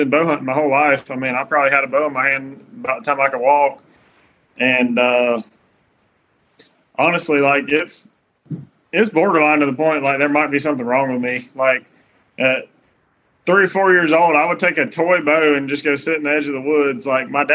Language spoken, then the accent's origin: English; Middle Georgia, United States; I'm from Middle Georgia